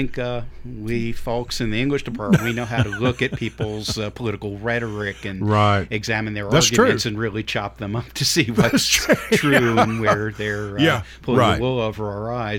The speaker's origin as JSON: {"language": "English", "town": "New York City", "region": "New York", "country": "United States", "tie": "born or raised there", "moved": "as an adult", "lives_now": "Murfreesboro, United States", "said": "I grew up in New York, lived there mostly through high school, little return during college here and there."}